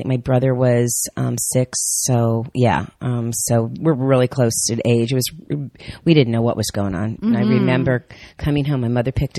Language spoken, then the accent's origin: English; North Miami Beach, Florida, United States; also born or lived in New Jersey; I was raised in Miami